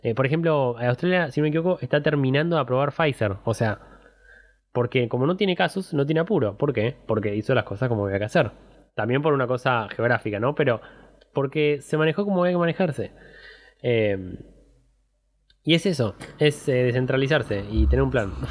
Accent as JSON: {"language": "Spanish", "country": "Argentina", "said": "nosotros, digo, en general argentino, se cría en crisis"}